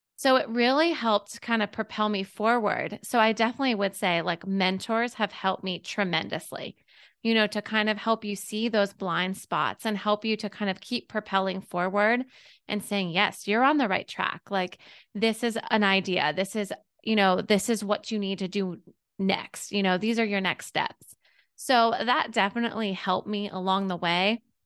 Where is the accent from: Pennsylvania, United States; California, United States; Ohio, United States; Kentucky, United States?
Pennsylvania, United States; Pittsburgh; moved away as an adult; now in Augusta, United States; I'm from Pittsburgh, P